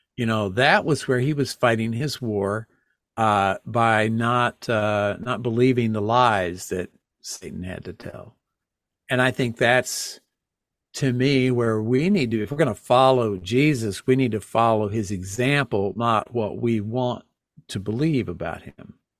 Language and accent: English; Texas, United States; now in Connecticut, United States; I grew up in Texas